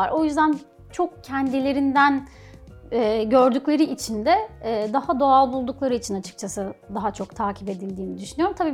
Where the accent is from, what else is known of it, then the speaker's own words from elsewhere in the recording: Thrace, Turkey; Bir de tabii Trakyalıyım. Bur yani burada doğdum ve büyüdüm. O yüzden hani insanları falan çok daha sıcak geliyor bana.